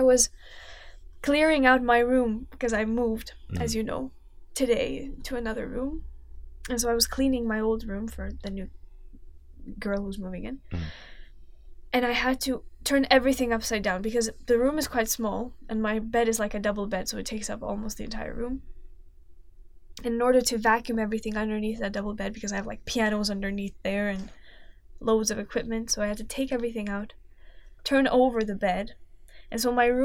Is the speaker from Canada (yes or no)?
no; Lithuania; moved away as an adult; now in London, United Kingdom; I came back from Lithuania